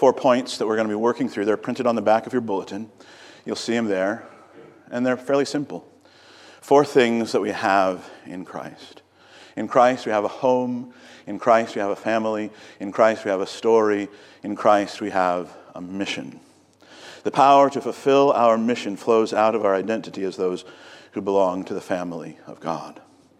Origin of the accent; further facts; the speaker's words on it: Virginia, United States; also born or lived in Napoleon, Ohio; I was born in Ohio in a little city called Napoleon. Both of my parents were born in small towns in Ohio, but we moved to Virginia when I was just a little kid. And we never really acclimated to Virginia, I would say.